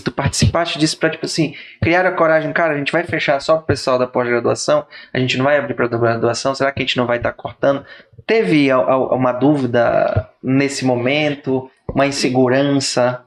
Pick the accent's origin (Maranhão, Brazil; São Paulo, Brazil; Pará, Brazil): Pará, Brazil; eu não sou paraense raiz, eu sou Nutella